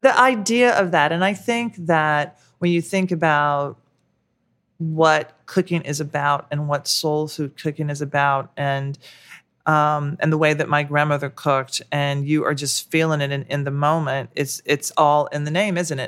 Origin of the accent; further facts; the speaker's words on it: the South, United States; now in New York, United States; growing up in the South